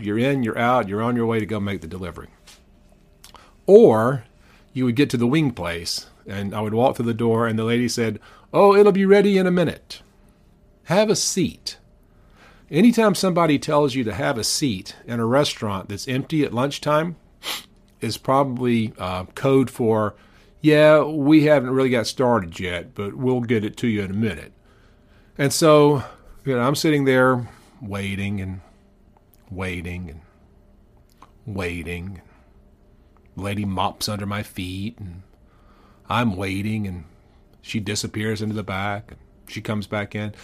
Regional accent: Powder Springs, Georgia, United States; I grew up in Powder Springs

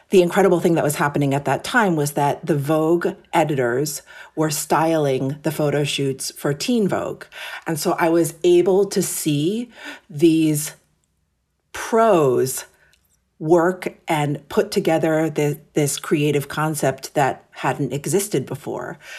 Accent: New York City, New York, United States; Yes. So I'm born and raised in New York City. My parents came to America from Japan in the late 60s. And interestingly, they actually met in New York.

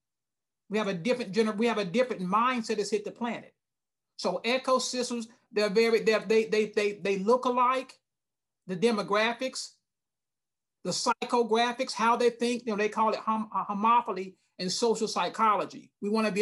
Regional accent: Lumberton, North Carolina, United States; also born or lived in Douglas, Georgia; now in Charlotte, United States; I was born in Douglas, Georgia, Coffee County, a little small place. And then we moved to Lumberton, an even smaller place in Eastern North Carolina

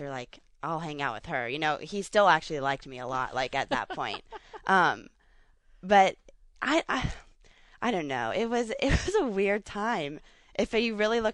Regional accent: High Point, North Carolina, United States; also born or lived in Ohio / Charlotte-Mooresville area, North Carolina; So we moved here. I started second grade in North Carolina.

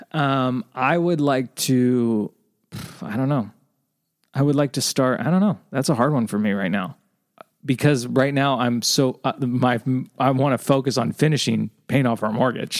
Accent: Southern California, United States; I was born in Southern California, we had a pool in our backyard.

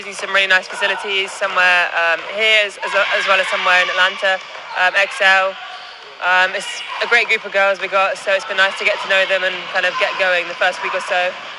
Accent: England, United Kingdom; moved away as an adult; now in Columbus, United States; So I'm originally from England. My family currently live near Salisbury, which is about an hour and a half south of London.

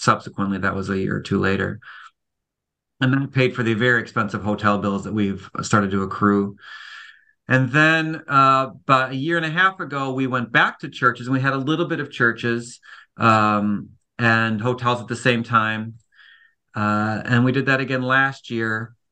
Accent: Cleveland, Ohio, United States; moved away; I'm from Cleveland

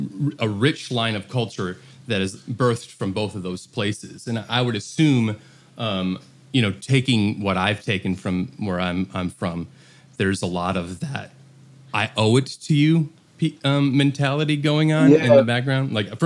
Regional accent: Detroit, Michigan, United States; I'm from Detroit. That's where I'm at right now.

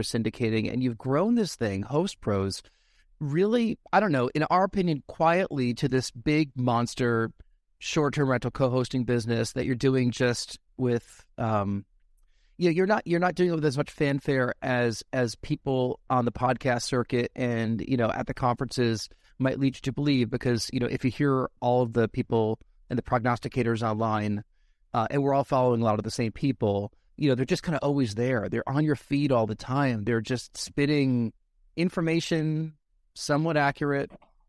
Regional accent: New York, United States; So back where I grew up outside New York City, you know, every so often we go to Boston Market

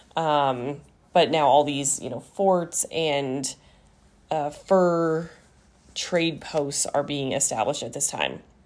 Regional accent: Seattle, Colorado, United States; I've lived in Colorado for, like, all but two years of my life. But for the first two years, I was, you know, I was a Washington, Washingtonian?

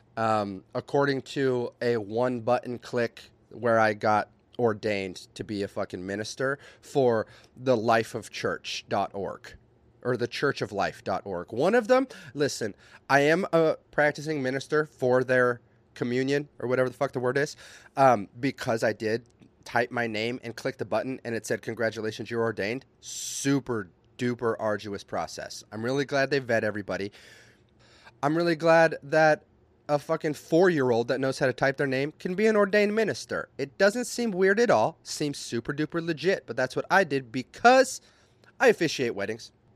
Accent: Minnesota, United States; I'm from Minnesota

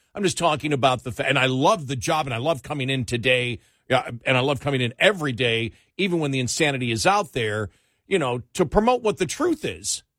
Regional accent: Northeast, United States; I grew up in the Northeast

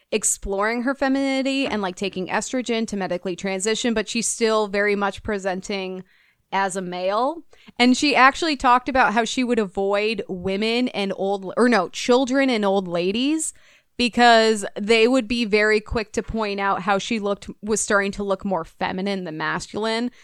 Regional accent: United States; I'm from America

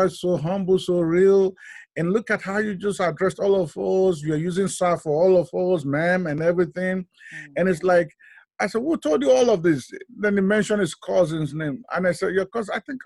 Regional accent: Nigeria; now in United States; I was born in Nigeria. I was West Africa

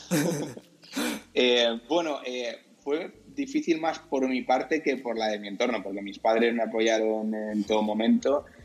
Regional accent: Santa Cruz de la Zarza, Castilla-La Mancha, Spain; moved away as an adult; now in Madrid, Spain; yo soy de un pueblo de, La Mancha que se llama Santa Cruz de la Zarza, es súper pequeño, tiene 5.000 habitantes. Y bueno, cuando eh, cumplí 18 años me, vine

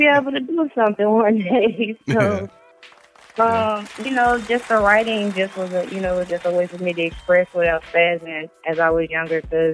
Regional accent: Chattanooga, Tennessee, United States; Born and raised Chattanooga, 423. We're in Tennessee

